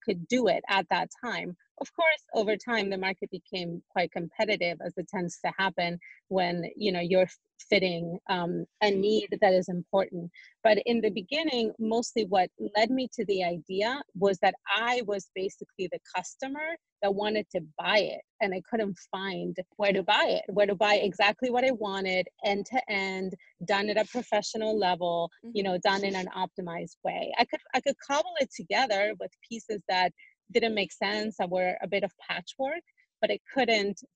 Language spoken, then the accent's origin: English; Uruguay; now in United States; I'm a woman, I'm an immigrant from Uruguay